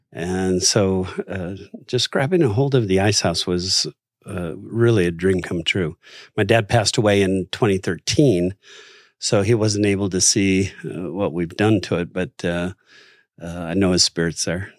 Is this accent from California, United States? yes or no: yes; Los Angeles, California, United States; I grew up in Los Angeles